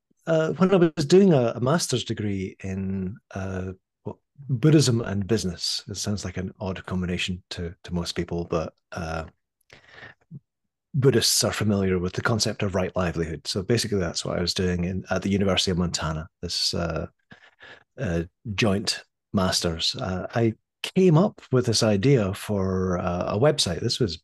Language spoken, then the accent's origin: English; Scotland, United Kingdom; born there; But I was born in Scotland in the early 60s.